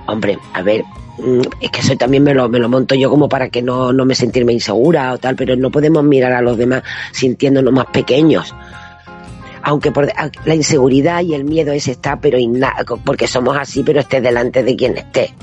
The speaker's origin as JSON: {"language": "Spanish", "town": "Casares", "region": "Andalusia", "country": "Spain", "tie": "born or raised there", "moved": "yes", "said": "en un pueblito, en Málaga, mi pueblo, concretamente Casares"}